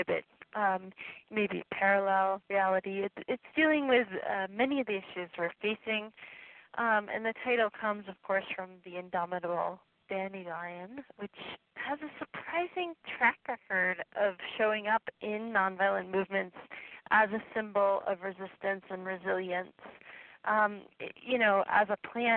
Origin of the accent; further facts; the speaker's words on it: Maine, United States; moved away; my hometown in Maine where I grew up